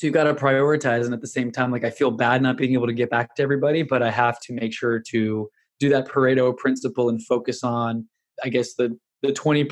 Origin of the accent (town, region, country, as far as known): Houston, Texas, United States; born or raised there; also born or lived in New York